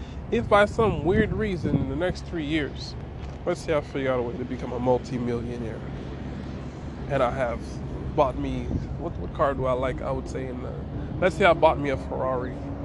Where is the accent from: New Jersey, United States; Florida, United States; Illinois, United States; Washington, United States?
Florida, United States; Miami; I'm from Miami